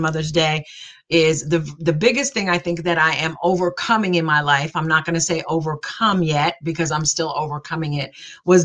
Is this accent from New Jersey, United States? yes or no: yes; New Jersey, United States; I'm from New Jersey. I am a Jersey girl all the way